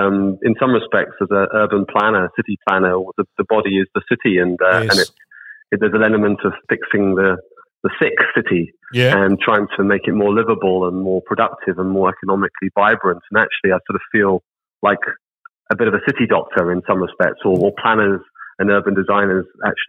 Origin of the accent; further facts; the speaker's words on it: United Kingdom; moved away as an adult; also born or lived in Cape Town / London / Auckland; now in Wyndham, Australia; I'm British originally, born and bred in the UK, with a South African mother and Scottish father, and Austrian grandparents, so a bit of a mongrel mix.